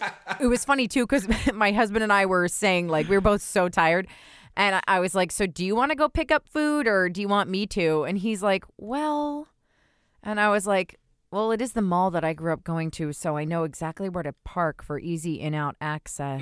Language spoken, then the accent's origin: English; New Jersey, United States; I'm from New Jersey